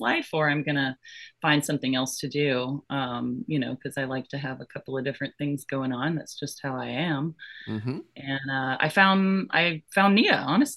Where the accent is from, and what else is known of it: Florida, United States; born or raised there; also born or lived in Georgia